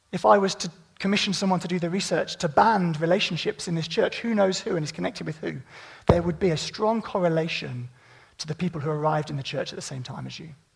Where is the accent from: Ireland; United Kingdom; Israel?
United Kingdom; Midlands; I'm from the Midlands